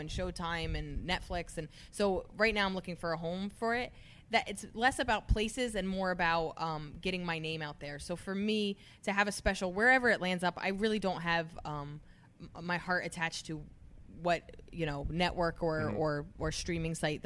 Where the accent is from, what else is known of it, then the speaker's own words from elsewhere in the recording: New Jersey, United States; moved away as an adult; now in New York City, United States; I'm so East Coast and I'm so Jersey, New York